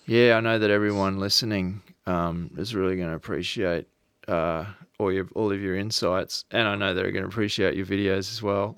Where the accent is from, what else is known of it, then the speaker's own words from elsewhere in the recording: Australia; accent: Australian; also born or lived in Noosa, Queensland; as an Australian, and I used to live at Noosa for ten years